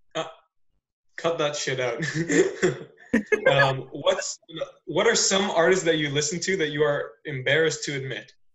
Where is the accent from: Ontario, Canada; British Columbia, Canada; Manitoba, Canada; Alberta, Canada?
Ontario, Canada; Newmarket; accent: suburbs; I was born here, so I didn't really have like, like an accent accent